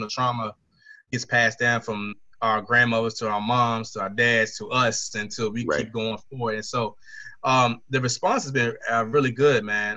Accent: Caroline County, Virginia, United States; I'm from a rural area in uh, Caroline County, Virginia.

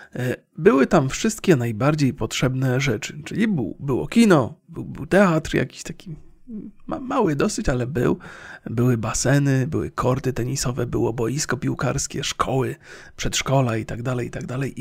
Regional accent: Bolesławiec, Lower Silesian Voivodeship, Poland; moved away; w mieście, z którego pochodzę, czyli z Bolesławca

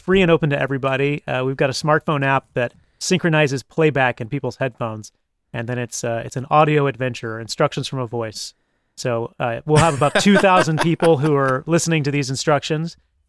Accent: Columbia, South Carolina, United States; I grew up in Columbia, South Carolina.

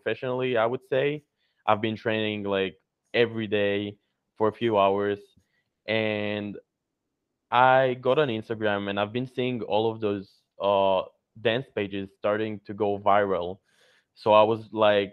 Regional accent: Israel; I'm from Israel

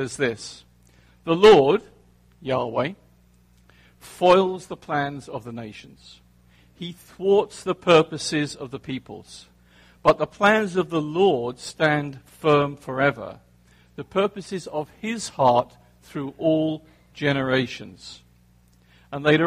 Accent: England, United Kingdom; now in New Jersey, United States; I grew up in England

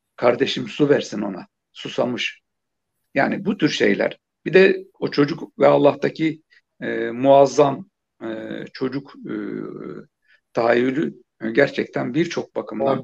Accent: Turkey; küçükken yani biraz da deyim yerindeyse Küçük Pekin denilen bir yerde büyüdüm. E, küçük bir ilçeydi

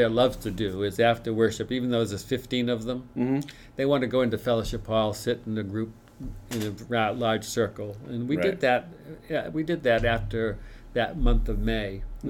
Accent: inland Maine, United States; I grew up inland in Maine, where the snow is 6 feet deep.

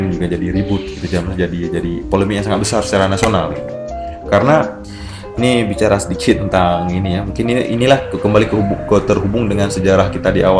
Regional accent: Aceh, Indonesia; Saya Aceh, ba ah, saya ba selalu dengan bagaimana menemukan identitas keacehan dalam karya

